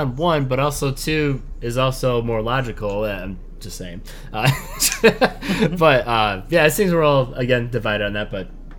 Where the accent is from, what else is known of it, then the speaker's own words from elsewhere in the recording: the Mitten State, Michigan, United States; I am from the good old Mitten State.